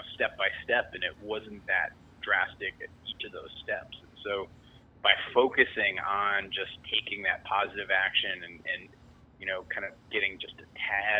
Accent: New England, United States; I mean, I grew up in New England.

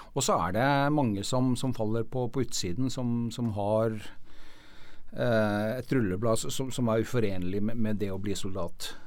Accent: Norway; vi som nordmenn

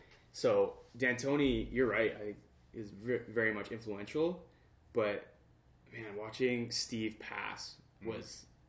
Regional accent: British Columbia, Canada; Being from Canada and that kind of like the Pacific Northwest here is so cool.

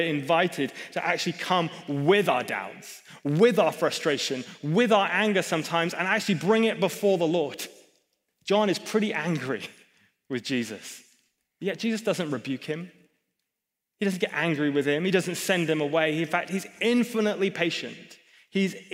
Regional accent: England, United Kingdom; I'm a pastor, I'm English

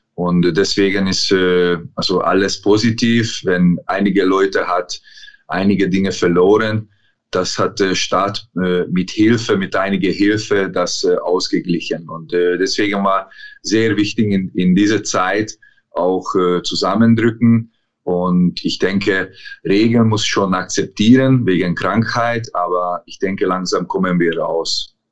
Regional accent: Szombathely, Vas, Hungary; German is a second language; moved away as an adult; also born or lived in Germany / England; die Stadt heißt äh, Szombathely, ist äh, schwer auszusprechen, aber das ist meine Heimatstadt. Ich habe hier, äh, bin ich hier aufgewachsen

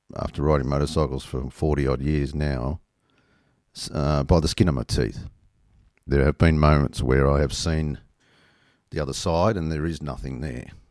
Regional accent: Australia; being Australian

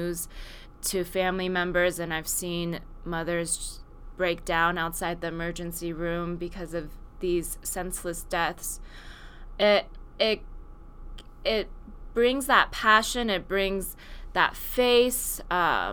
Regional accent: Silicon Valley, California, United States; And I grew up in Silicon Valley, which is not somewhere that you see a lot of gun violence.

